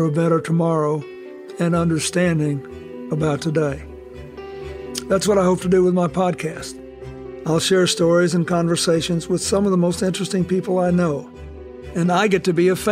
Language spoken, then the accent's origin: English; Arkansas, United States; Growing up in Arkansas after World War II